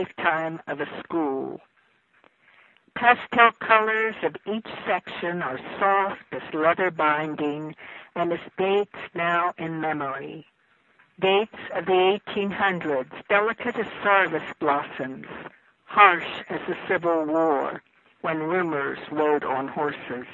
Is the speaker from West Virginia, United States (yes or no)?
yes; Harrisville, West Virginia, United States; also born or lived in Morgantown; I grew up in Harrisville